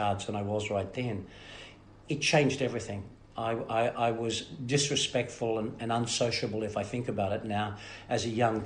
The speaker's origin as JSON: {"language": "English", "town": "Melbourne", "region": "Victoria", "country": "Australia", "tie": "born or raised there", "also_born_or_lived": "America", "moved": "yes", "said": "I was born in Fitzroy, and then raised in Sunshine and Carlton and in Fitzroy back again."}